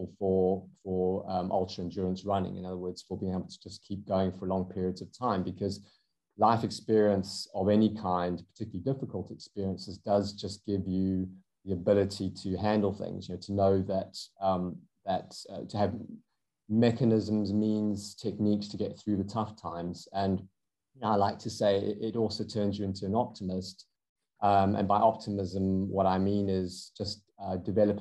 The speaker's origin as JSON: {"language": "English", "country": "South Africa", "accent": "South African", "moved": "as an adult", "lives_now": "United Kingdom", "said": "you can probably hear from my accent, I'm South African originally. I have lived in the UK for over 20 years."}